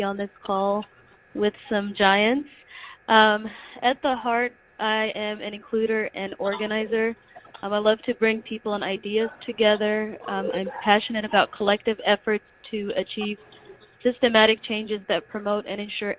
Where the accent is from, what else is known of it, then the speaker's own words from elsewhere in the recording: Somalia; moved away; I'm originally from Somalia